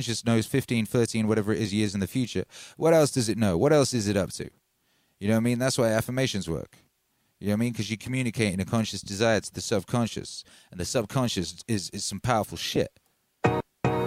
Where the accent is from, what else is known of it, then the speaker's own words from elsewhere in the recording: Wales, United Kingdom; first language English; also born or lived in England; I was born in England. We moved to Wales when I was a little boy